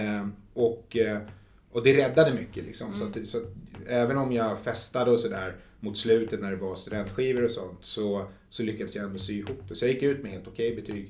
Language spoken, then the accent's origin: Swedish; Huddinge, Stockholm County, Sweden; also born or lived in Flemingsberg; jag kom ju från Huddinge